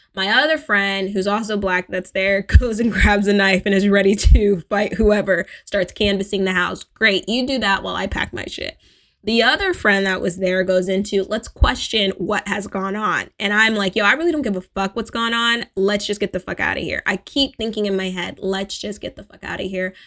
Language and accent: English; California, United States; as an American, as a spoiled Californian